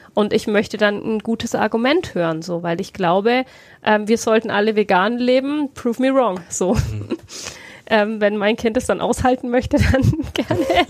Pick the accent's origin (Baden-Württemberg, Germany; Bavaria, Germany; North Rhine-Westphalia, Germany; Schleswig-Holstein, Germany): Bavaria, Germany; near Heilsbronn; also born or lived in Bayreuth; ich bin in ähm, Bayreuth geboren, bin mhm. aber in der Nähe von Heilsbronn ähm, aufgewachsen